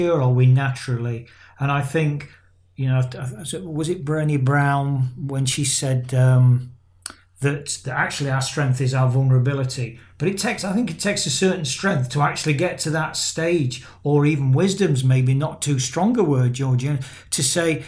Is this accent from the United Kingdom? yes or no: yes; England, United Kingdom; I've got Irish descent in my blood, but I'm an Englishman